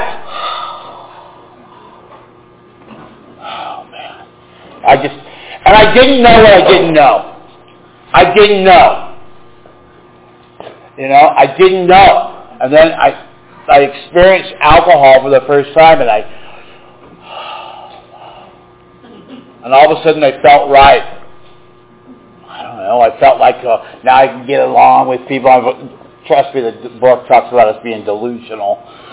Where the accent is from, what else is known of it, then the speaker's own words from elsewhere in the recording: Marin County, California, United States; I grew up in Marin County